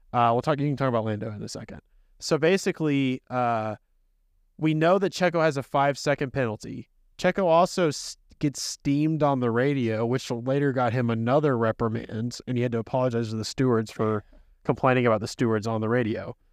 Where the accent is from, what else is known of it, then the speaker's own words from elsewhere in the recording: United States; as an American